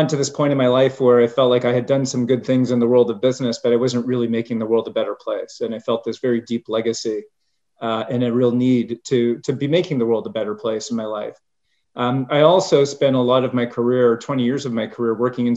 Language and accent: English; Canada; moved away as an adult; So I was born and bred in Canada and started my career there